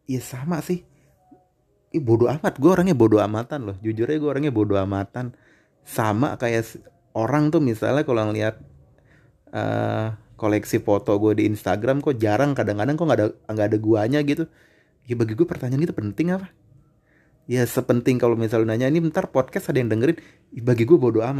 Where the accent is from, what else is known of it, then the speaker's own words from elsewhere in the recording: Depok, West Java, Indonesia; gue orang Depok nih ya secara Bojong Sari Sawangan ke kota Depok Margona tuh nggak sampai berpuluh-puluh kilo